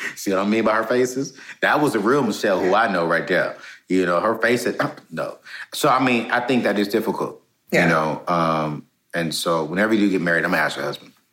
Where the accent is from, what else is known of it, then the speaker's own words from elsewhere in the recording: Fayetteville, North Carolina, United States; I'm from Fayetteville, North Carolina